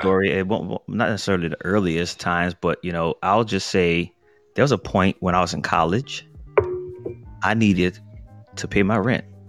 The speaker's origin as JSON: {"language": "English", "town": "New Orleans", "region": "Louisiana", "country": "United States", "tie": "born or raised there", "said": "growing up in New Orleans"}